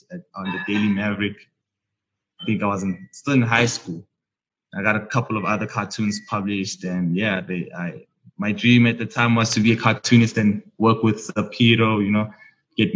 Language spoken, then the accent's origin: English; Johannesburg, Gauteng, South Africa; So I'm from the south of Johannesburg, in Haddon. It's really, really small.